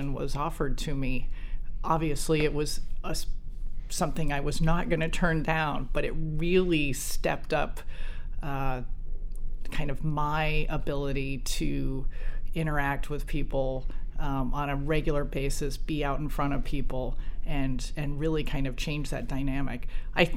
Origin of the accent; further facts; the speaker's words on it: New Jersey, United States; I grew up in New Jersey